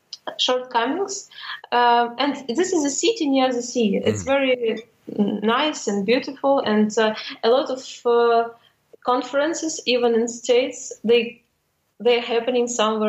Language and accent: English; Odesa, Odesa Oblast, Ukraine; English is a second language; moved away as an adult; now in Kyiv, Ukraine; I'm originally from Odessa